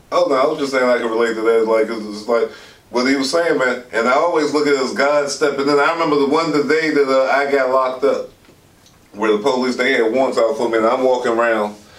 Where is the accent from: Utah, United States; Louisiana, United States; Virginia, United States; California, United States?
Virginia, United States; Alexandria; I was born and raised in Alexandria, Virginia